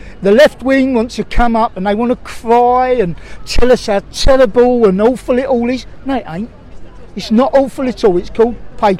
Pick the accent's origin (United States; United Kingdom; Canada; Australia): United Kingdom; And I'm sure we won't here because we don't do that sort of thing. We're British.